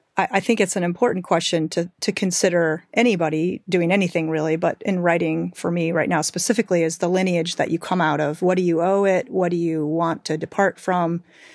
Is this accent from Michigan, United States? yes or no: yes; Michigan, United States; I grew up in Western Michigan and kind of urban Rust Belt.